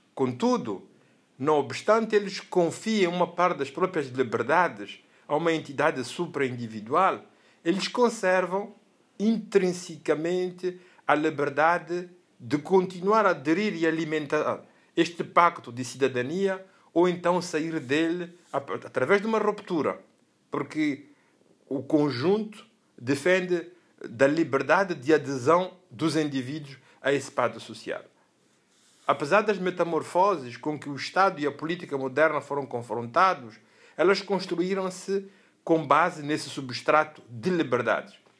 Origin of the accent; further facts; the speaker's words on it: Mozambique; ao nosso viver juntos como moçambicanos